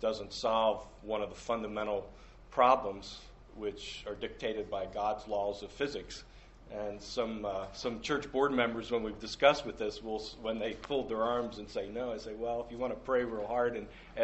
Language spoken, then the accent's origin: English; Shrewsbury, Pennsylvania, United States; moved away as an adult; also born or lived in Minneapolis; I grew up in the Shrewsbury area, Southern York County